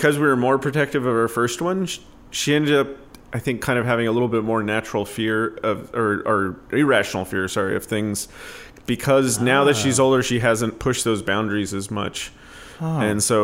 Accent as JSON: {"language": "English", "town": "Claremont", "region": "California", "country": "United States", "tie": "born or raised there", "also_born_or_lived": "New Jersey / Altadena, California", "said": "I grew up in Claremont, California, which is just in LA County"}